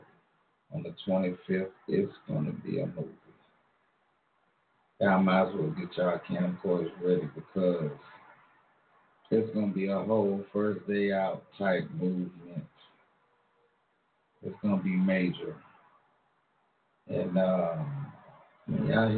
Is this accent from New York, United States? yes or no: yes; Long Island, New York, United States; also born or lived in Alabama / Amityville, New York; I grew up with a lot of different ethnicities growing up in Long Island, New York. I remember when I first came back to New York from Alabama, and I had an accent, so everybody called me ….